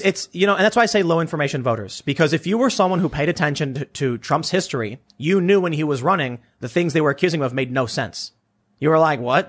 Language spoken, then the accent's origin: English; Chicago, Illinois, United States; I come from Chicago